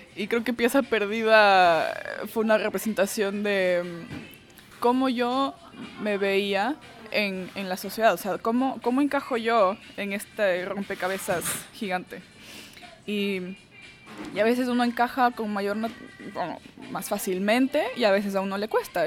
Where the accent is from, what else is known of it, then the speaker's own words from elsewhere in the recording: Ecuador; also born or lived in Venezuela; now in Austin, United States; yo crecí en Ecuador, crecí en Ecuador, yo nací en Venezuela